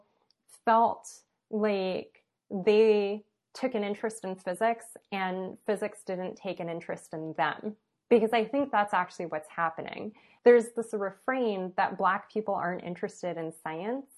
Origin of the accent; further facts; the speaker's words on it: Los Angeles, California, United States; I went to high school in West LA, even though I was born and raised in East